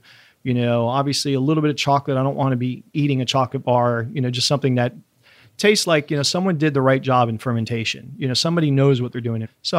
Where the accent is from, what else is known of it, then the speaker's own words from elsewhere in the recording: Florida, United States; now in Miami, United States; I grew up in Central Florida on a farm, you know, walking on fences and, you know, definitely, you know, Mark Twain or Huckleberry Finn kind of stuff.